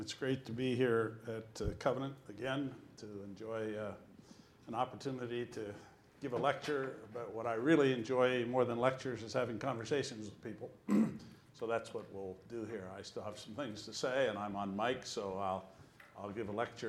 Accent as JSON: {"language": "English", "region": "Colorado", "country": "United States", "tie": "born there", "said": "I was born in Colorado when my parents were doing home mission work out there"}